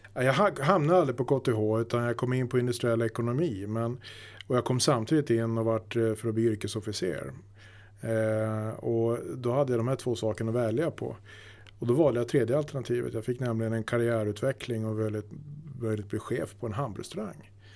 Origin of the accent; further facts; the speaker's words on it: Luleå, Norrbotten County, Sweden; moved away as an adult; also born or lived in Stockholm; now in Bollnäs, Sweden; egentligen så är jag uppvuxen uppe i Norrbotten, Luleå